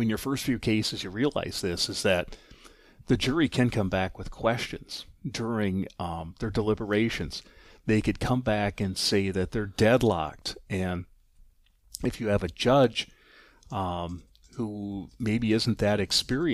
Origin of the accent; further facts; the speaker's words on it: River Falls, Wisconsin, United States; moved away as an adult; also born or lived in Durand, Wisconsin; now in Eau Claire, United States; I'm originally from River Falls, Wisconsin, graduate of that high school